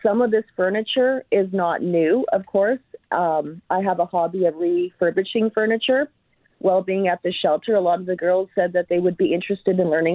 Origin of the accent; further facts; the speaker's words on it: Winnipeg, Manitoba, Canada; I knew that I came from Winnipeg